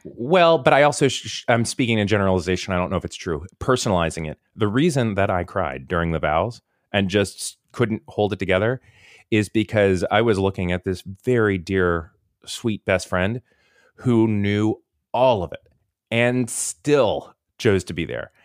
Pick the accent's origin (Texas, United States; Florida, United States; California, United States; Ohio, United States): Florida, United States; Tampa; moved away as an adult; also born or lived in Kentucky; I grew up in the Tampa, Saint Pete area, right by the beach